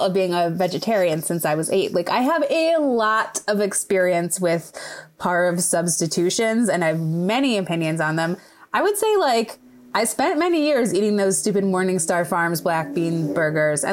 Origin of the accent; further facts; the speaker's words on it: Midwest, United States; I grew up in the Midwest